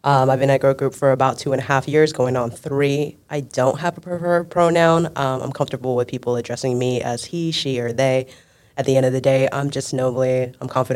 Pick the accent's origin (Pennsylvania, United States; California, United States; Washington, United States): California, United States; Fremont; moved away as an adult; also born or lived in Hong Kong / South Carolina / Alameda / Sacramento; now in Los Angeles, United States; Bay Area raised